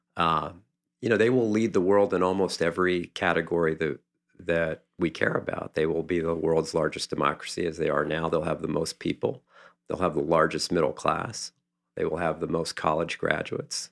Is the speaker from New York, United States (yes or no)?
no; Johnstown, Pennsylvania, United States; moved away; where I grew up in Johnstown